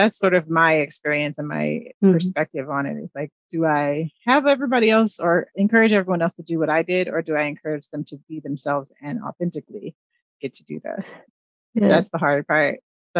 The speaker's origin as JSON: {"language": "English", "region": "Midwest", "country": "United States", "said": "I'm teasing because I'm a Midwesterner too"}